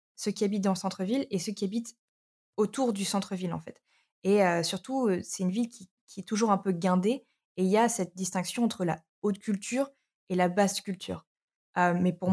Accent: Arras, Hauts-de-France, France; moved away as an adult; also born or lived in Brighton; j'ai grandi à Arras

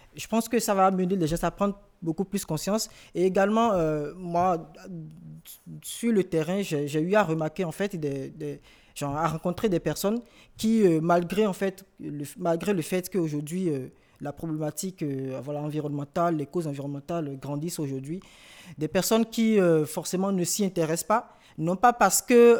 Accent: Cotonou, Littoral, Benin; moved away as an adult; now in France; je viens de Cotonou

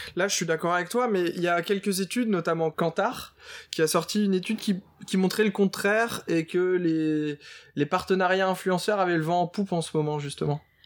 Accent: Nord, Hauts-de-France, France; je suis originaire du Nord

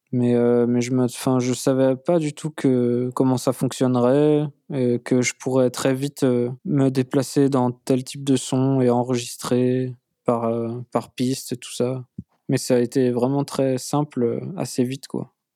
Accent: Nantes, Pays de la Loire, France; je suis né à Nantes

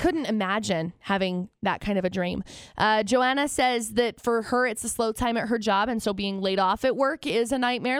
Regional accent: Tremont, Illinois, United States; I grew up in Tremont

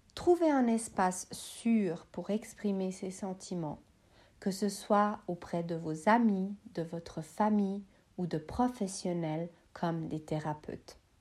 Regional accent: Switzerland; je suis suisse, originaire de Bosnie-Herzégovine

